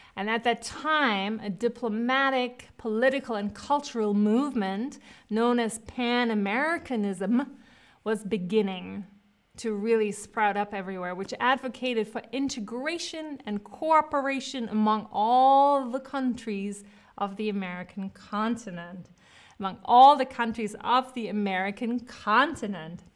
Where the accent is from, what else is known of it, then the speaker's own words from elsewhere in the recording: Cologne, North Rhine-Westphalia, Germany; moved away; Cologne, I was born in Cologne